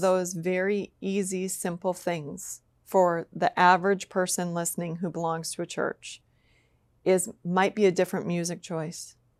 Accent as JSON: {"language": "English", "region": "Minnesota", "country": "United States", "said": "I'm from Minnesota."}